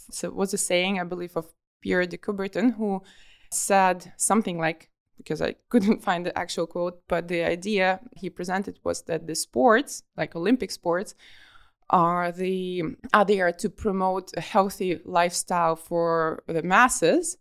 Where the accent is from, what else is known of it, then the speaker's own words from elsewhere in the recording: Kharkiv, Kharkiv Oblast, Ukraine; moved away as an adult; also born or lived in Dahab, Egypt; I'm from Kharkiv, from the city which is eight hundred kilometers away from the sea